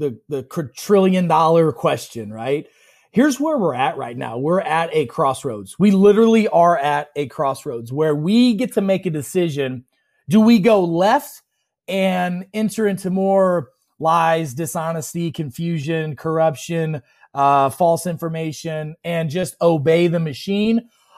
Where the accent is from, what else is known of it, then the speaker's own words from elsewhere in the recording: Illinois, United States; You know, I grew up in Central Illinois. I'm the son of a pig farmer. We had more pigs than people where I grew up.